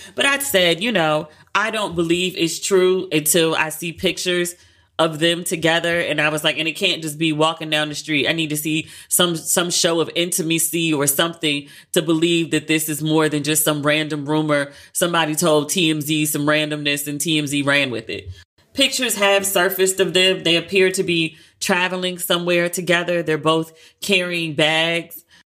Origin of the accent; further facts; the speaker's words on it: United States; I'm American